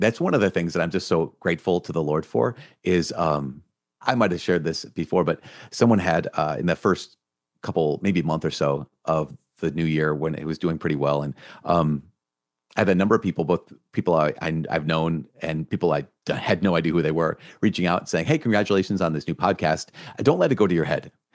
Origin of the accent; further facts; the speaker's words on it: Minnesota, United States; I'm from Minnesota